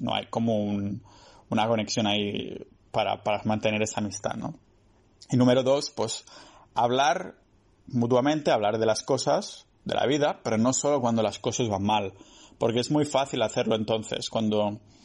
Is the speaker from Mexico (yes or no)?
no; a town near Barcelona, Catalonia, Spain; moved away; mi pueblo cerca de, de Barcelona